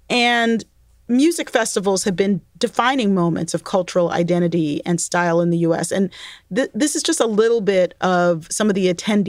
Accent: Baltimore, Maryland, United States; also born or lived in New York; I also lived in New York as a small child. I grew up mainly in Baltimore, which is my mom's hometown.

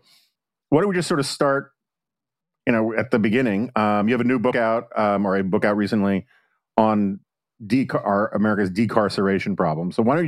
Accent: New York City, New York, United States; I grew up on the Upper West Side

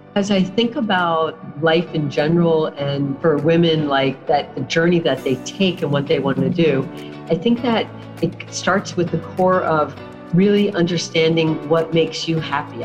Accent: South Florida, United States; I was born and raised in South Florida

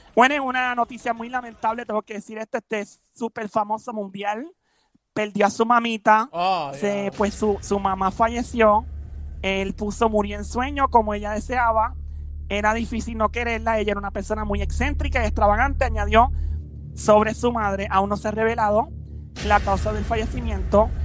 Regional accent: Caguas, Puerto Rico; also born or lived in San Lorenzo; me crié en Cagua, entre Cagua y San Lorenzo

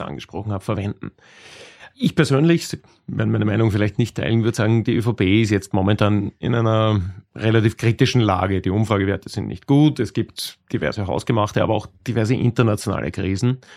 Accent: Lower Austria, Austria; wir sind beide Niederösterreicher

